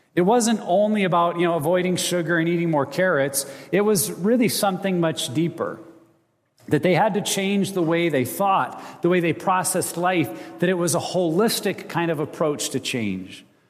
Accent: United States; also born or lived in Montana / Wyoming; I grew up in Montana and Wyoming

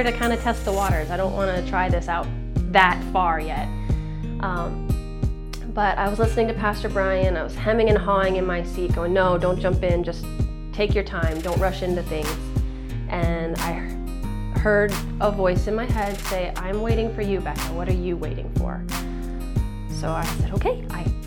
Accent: D.C., Virginia near Washington, United States; I grew up in Virginia near Washington, D.C.

